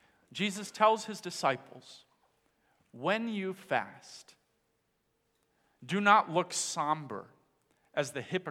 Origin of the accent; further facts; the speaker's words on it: Dominican Republic; moved away; I grew up in the Dominican Republic, where my parents were missionaries.